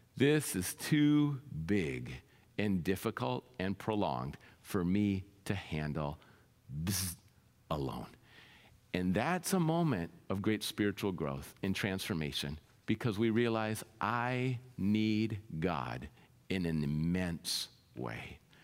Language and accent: English; Minnesota, United States; moved away; I grew up in Minnesota.